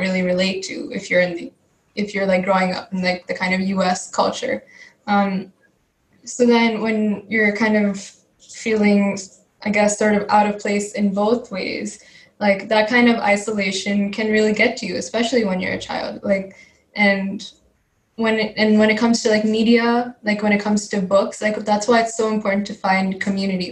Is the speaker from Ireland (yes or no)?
no; California, United States; first language Telugu; I also grew up in the US. I grew up in California